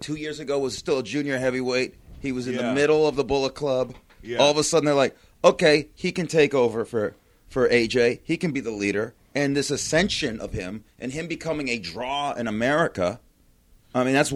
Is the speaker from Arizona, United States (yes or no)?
no; Las Vegas, Nevada, United States; I'm from Vegas